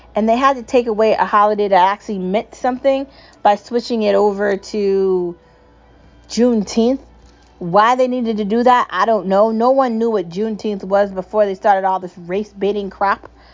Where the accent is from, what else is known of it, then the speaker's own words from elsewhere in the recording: United States; I am American and I am proud.